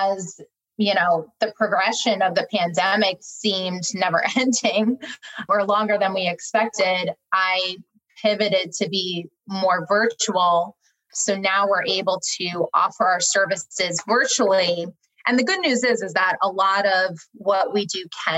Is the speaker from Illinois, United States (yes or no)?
no; New Jersey, United States; moved away as an adult; also born or lived in New York; now in Raleigh, United States; I am a Jersey girl at heart. So I moved down here from New York. So very much a New York, New Jersey girl at my core.